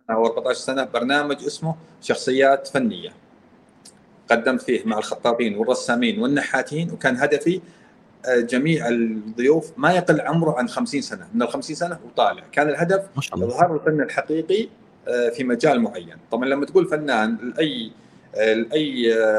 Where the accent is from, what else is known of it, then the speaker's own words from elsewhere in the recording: Al-Qassim, Saudi Arabia; انا قصيمي